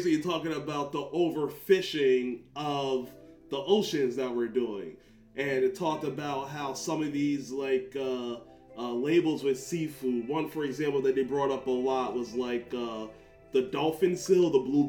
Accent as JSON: {"language": "English", "country": "Jamaica", "said": "we're Jamaican"}